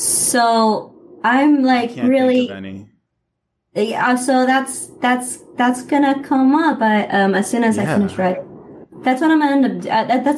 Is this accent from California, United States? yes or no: yes; Los Angeles, California, United States; I'm from Northeast Los Angeles, but my dad and my mom are from East